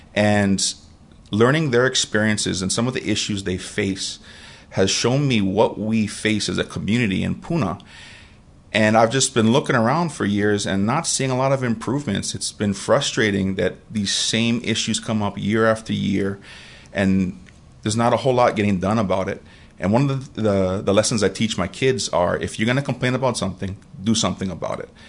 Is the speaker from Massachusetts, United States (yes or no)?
no; Kailua, Hawaii, United States; moved away as an adult; also born or lived in Oregon; now in Puna, Hawaii, United States; I'm from Kailua Oahu originally, born and raised.